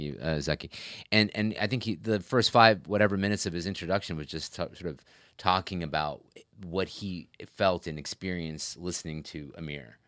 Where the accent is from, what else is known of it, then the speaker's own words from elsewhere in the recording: United States; growing up in America, I mean, and s, very much growing up and coming of age in, quote, unquote, nineties Islam in America